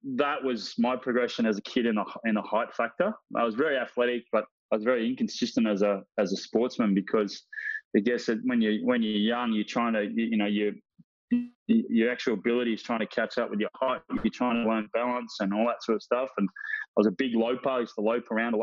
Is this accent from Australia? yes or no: yes; Frankston, Victoria, Australia; also born or lived in Moorabbin, Melbourne / Oakleigh, Melbourne; we ventured on down to Frankston, of all places. So the boys were born in Frankston Hospital. I got two siblings, brother Timmy and younger brother Ricky. So we ventured on down there, and that's where we grew up